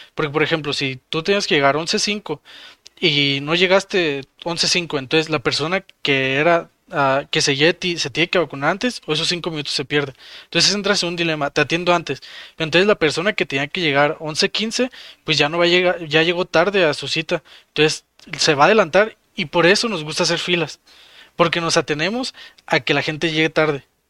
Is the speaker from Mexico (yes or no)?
yes; Mexico